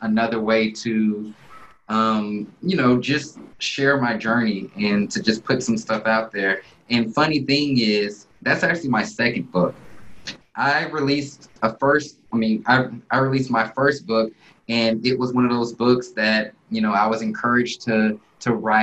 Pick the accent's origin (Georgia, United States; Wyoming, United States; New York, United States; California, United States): Georgia, United States; Alpharetta; moved away as an adult; also born or lived in Houston, Texas; now in Dallas, United States; in middle school I moved over to Alpharetta, Georgia, which is a town a little north of Atlanta. Yep. And lived there, went to high school out there